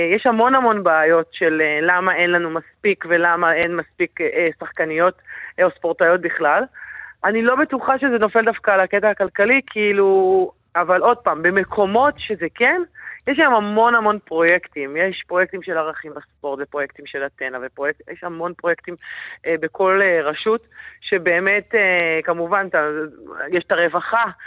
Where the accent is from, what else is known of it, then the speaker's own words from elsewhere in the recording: Yehud-Monosson, Central District, Israel; אני באה מיהוד מונוסון